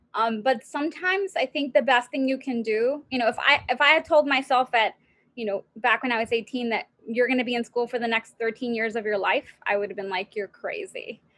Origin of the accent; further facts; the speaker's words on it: United States; first language Spanish; English is a second language; I'm Mexicana and I'm American. I don't have an accent and I speak fluent Spanish. It's my first language.